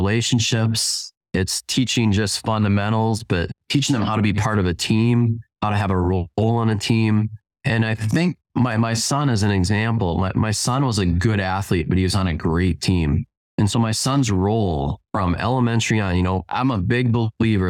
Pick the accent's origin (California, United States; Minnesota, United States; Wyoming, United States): Minnesota, United States; Minneapolis–Saint Paul; now in Lake City, United States; I grew up in the Twin Cities